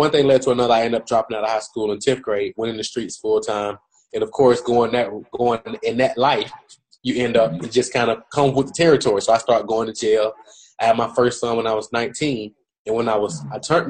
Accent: Atlanta, Georgia, United States; I'm from Atlanta, Georgia. My mom raised me and my two sisters by herself. I grew up in a drug infested environment

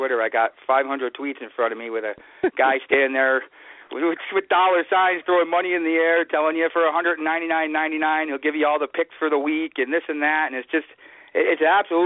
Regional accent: Los Angeles, California, United States; now in Pittsfield, United States; I grew up in Los Angeles.

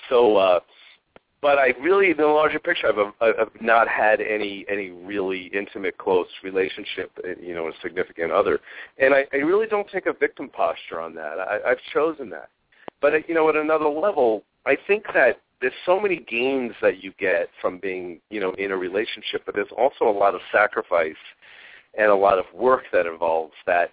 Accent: Long Island, New York, United States; now in Phoenix, United States; I grew up in Long Island and New York

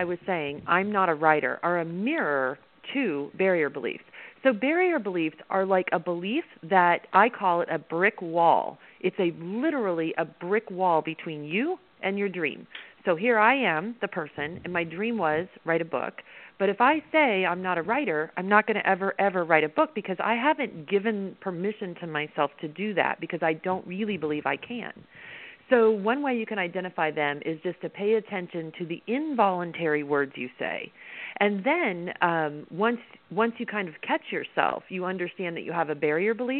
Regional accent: Midwest, United States; I'm from the Midwest

